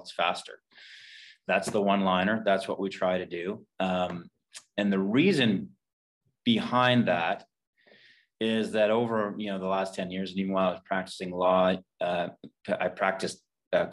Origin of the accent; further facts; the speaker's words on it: Fredericton, New Brunswick, Canada; moved away as an adult; also born or lived in Nova Scotia; I'm from Fredericton, New Brunswick, grew up here